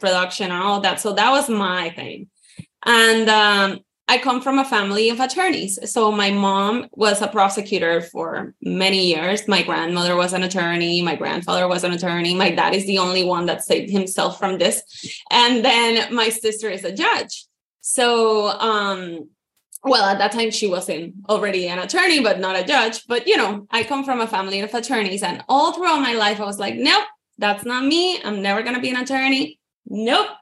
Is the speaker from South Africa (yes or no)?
no; Puerto Rico; moved away as an adult; now in Florida, United States; I am from Puerto Rico, born and raised. And then I moved here to Florida in 2010